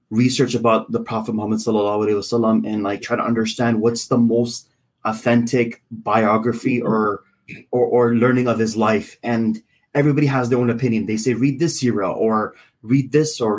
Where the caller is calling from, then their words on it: Canada; I'm calling from Canada.